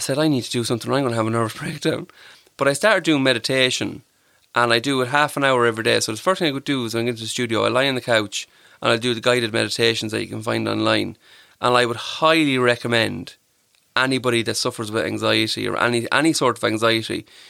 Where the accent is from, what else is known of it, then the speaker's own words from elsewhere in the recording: Clara, County Offaly, Ireland; now in Tullamore, Ireland; I'll always say I'm from Clara. I grew up in Clara, from Clara.